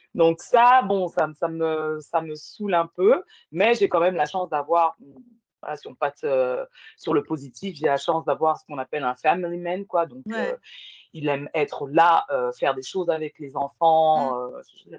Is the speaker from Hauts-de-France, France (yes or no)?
no; Val-d'Oise, Île-de-France, France; also born or lived in Paris; je suis née en France, tu vois, ah ben euh, née à Paris, j'ai grandi euh, dans le 95